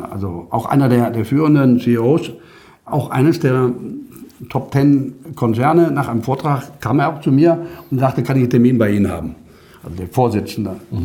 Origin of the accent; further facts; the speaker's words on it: Düsseldorf, North Rhine-Westphalia, Germany; ich komme aus Düsseldorf